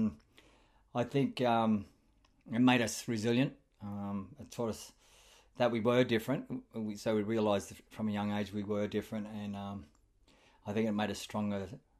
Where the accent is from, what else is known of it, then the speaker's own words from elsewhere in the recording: Mount Druitt, New South Wales, Australia; But I grew up on Durig land out in Mount Druitt.